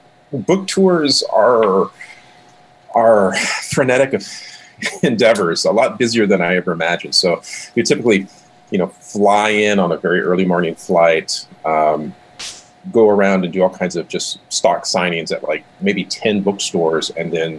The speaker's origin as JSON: {"language": "English", "town": "Seattle", "region": "Washington", "country": "United States", "tie": "born or raised there", "also_born_or_lived": "Hawaii", "moved": "as an adult", "lives_now": "Montana, United States", "said": "Before Montana, I grew up in and around the Seattle area, where most of my family still resides."}